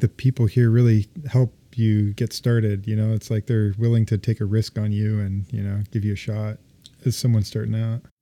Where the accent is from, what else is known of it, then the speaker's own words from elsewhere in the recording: Ventura, California, United States; also born or lived in Boulder, Colorado; now in Seattle, United States; I grew up in California, just, uh, North L A, Ventura